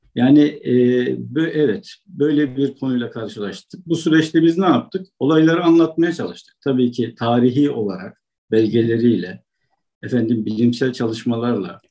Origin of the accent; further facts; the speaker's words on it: Amasya, Turkey; moved away as an adult; also born or lived in Konya; now in China; Aslen Amasyalıyım.